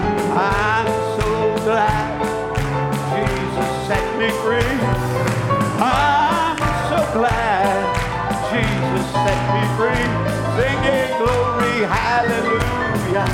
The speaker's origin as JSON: {"language": "English", "country": "United States", "said": "I'm American"}